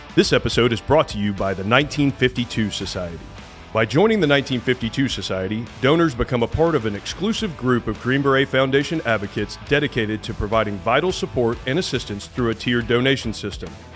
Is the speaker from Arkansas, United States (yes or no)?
no; Georgia, United States; now in Florida, United States; I grew up in Georgia